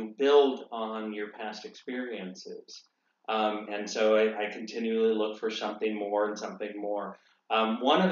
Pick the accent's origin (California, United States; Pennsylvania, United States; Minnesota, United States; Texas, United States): California, United States; Monterey; moved away; also born or lived in St. Louis / San Luis Obispo; I grew up in Monterey, but this is my first home away from home.